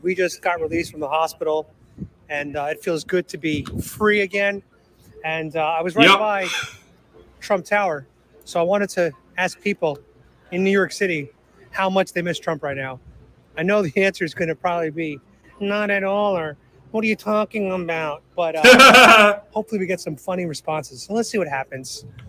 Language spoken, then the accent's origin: English; Guadalajara, Jalisco, Mexico; moved away; Guadalajara. Really? Yeah, yo soy un tapatío.